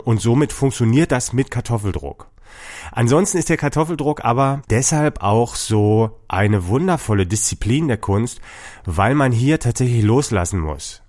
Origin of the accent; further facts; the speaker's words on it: Dresden, Saxony, Germany; ich komme aus Dresden